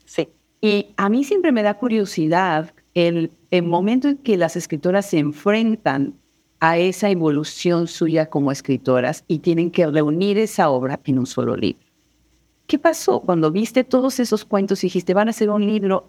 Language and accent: Spanish; Puebla, Mexico; la universidad eh, pública del estado en donde yo nací, que es la UAP, la Benemérita Universidad Autónoma de Puebla